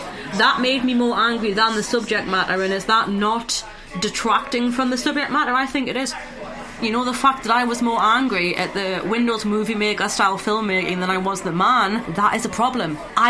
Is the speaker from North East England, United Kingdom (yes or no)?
yes; the Northeast, North East England, United Kingdom; I'm a girl from the Northeast.